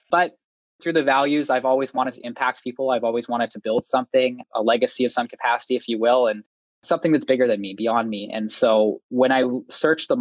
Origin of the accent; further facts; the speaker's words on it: Winnipeg, Manitoba, Canada; I'm from Winnipeg, Manitoba